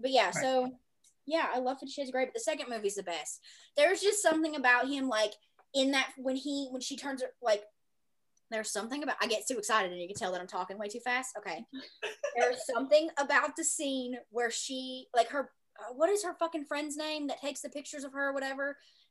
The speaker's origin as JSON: {"language": "English", "region": "the South", "country": "United States", "said": "I am from the South."}